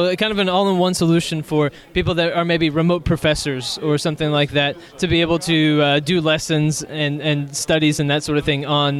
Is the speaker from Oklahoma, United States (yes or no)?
no; Texas, United States; I'm from Texas.